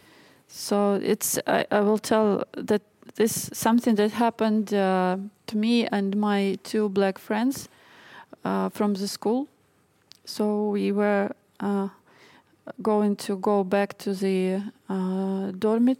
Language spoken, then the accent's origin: English; Belarus; first language Russian; English is a second language; moved away as an adult; also born or lived in Sweden